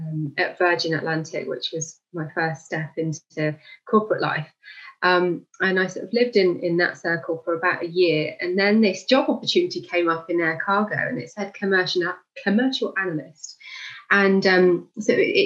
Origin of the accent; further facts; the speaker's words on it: United Kingdom; also born or lived in Zimbabwe / Malawi / Qatar; I only lived there for 5 years of my life, and then my parents moved to the UK. So most of my life has been in the UK. All my education has been in the UK